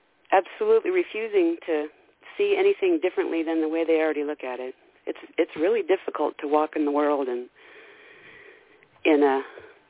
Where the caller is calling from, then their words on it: Idaho, United States; I'm calling from Idaho.